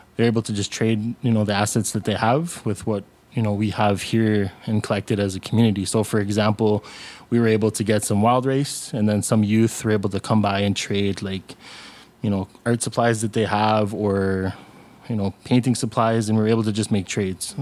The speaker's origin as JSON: {"language": "English", "town": "Sudbury", "region": "Ontario", "country": "Canada", "tie": "born or raised there", "also_born_or_lived": "Algonquin territory (Ottawa area)", "said": "my family originates from Winnipeg, Kong, First Nation, but I grew up in Sudbury, Ontario"}